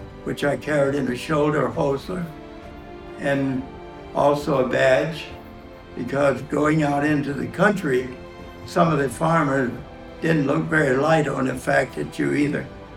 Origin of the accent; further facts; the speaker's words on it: Clanton, Alabama, United States; now in Seven Lakes, United States; I'm from Alabama. I was born near Clanton, Alabama, which is the county seat of Chilton County